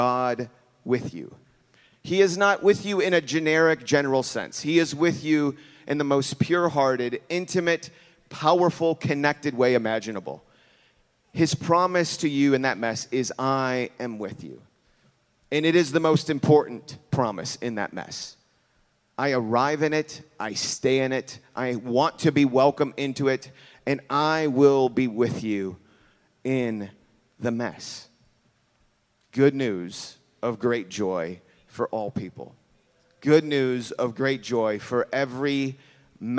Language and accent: English; Chicago, Illinois, United States; I'm from Chicago